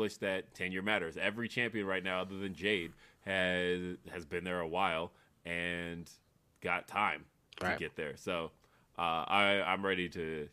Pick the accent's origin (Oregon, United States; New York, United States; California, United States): California, United States; Los Angeles; I grew up in Los Angeles